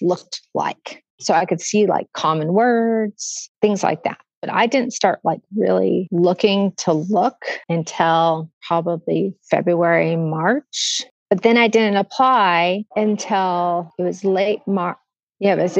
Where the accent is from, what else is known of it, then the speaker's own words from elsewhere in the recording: Washington, United States; moved away as an adult; also born or lived in Fort Belvoir, Virginia; now in Seattle, United States; I grew up in Washington State